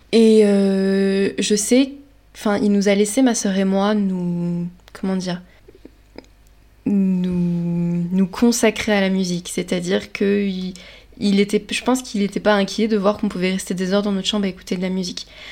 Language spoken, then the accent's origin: French; Lorraine, Grand Est, France; je viens de Lorraine